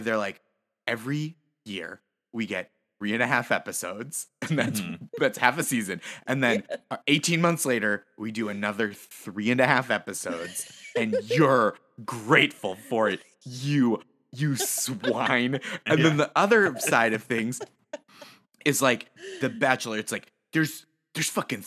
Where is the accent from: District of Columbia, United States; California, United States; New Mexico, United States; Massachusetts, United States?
Massachusetts, United States; I grew up in Massachusetts